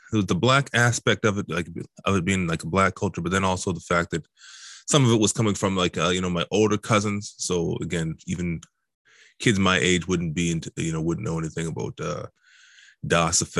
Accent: Halifax, Nova Scotia, Canada; also born or lived in Dartmouth / Truro; like I said, I grew up in Halifax, Dartmouth, and Truro, so to me, it just sort of blends in as one.

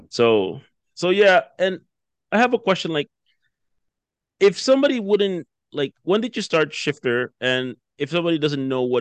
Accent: Jamaica; now in Canada; okay, you're from West Africa and I'm from Jamaica, we have nothing in common

